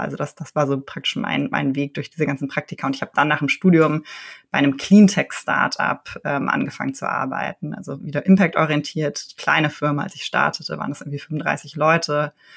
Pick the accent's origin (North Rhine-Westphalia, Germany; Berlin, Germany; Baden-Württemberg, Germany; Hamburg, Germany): Berlin, Germany; Ich bin in Berlin geboren und aufgewachsen